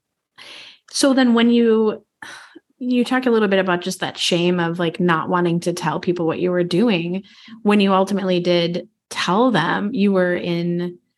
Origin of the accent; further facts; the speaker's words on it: Midwest, United States; I grew up in the Midwest as well